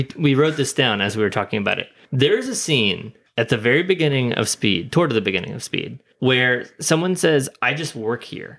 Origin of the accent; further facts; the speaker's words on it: Ohio, United States; born there; I was born in Ohio.